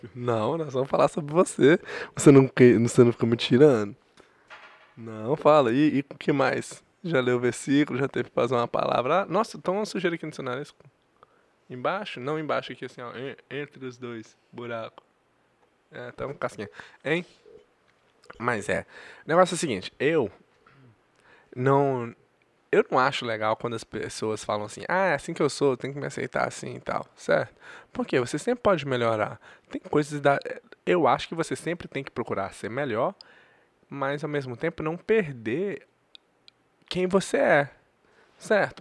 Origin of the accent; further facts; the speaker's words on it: Governador Valadares, Minas Gerais, Brazil; Eu sou de Valadares